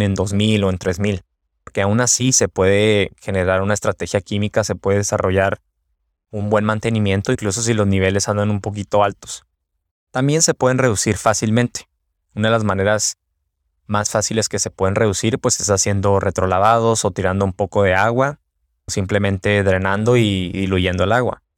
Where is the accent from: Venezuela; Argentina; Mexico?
Mexico; now in United States; Yo soy de México